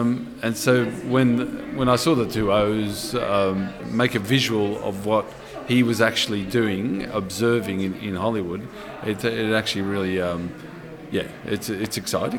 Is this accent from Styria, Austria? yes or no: no; Vienna, Austria; born there; because I was born in Vienna, my father's born in Breslau, my father lived in Vienna